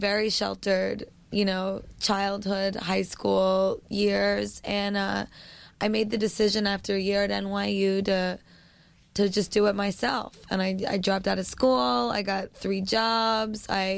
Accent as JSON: {"language": "English", "town": "New York City", "region": "New York", "country": "United States", "tie": "born or raised there", "said": "Well, I grew up on the West Side."}